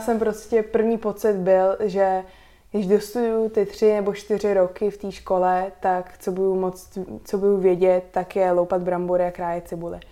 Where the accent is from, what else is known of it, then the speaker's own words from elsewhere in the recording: Prague, Czechia; first language Slovak; also born or lived in United States; Já jsem se narodila v Praze, ale národnost mám slovenskou, tak eh, tež jako celá moje rodina je ze Slovenska